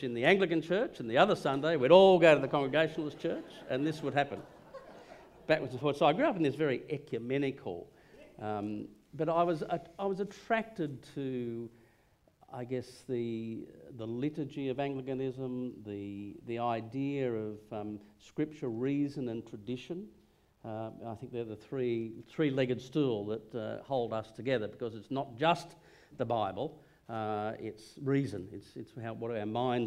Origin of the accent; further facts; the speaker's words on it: Hunter Valley, near Gresford, on the Allyn River, New South Wales, Australia; I grew up in the Hunter Valley, just 20 miles out of Gresford, if you know, on the Allen River